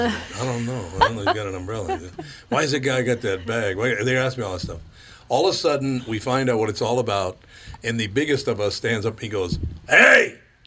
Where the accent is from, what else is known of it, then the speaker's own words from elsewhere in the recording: Minneapolis, Minnesota, United States; You have to understand that I grew up in North Minneapolis